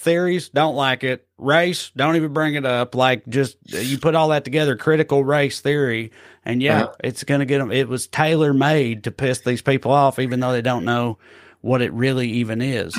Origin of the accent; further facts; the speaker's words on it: the South, United States; It's so infuriating to me because I grew up in the South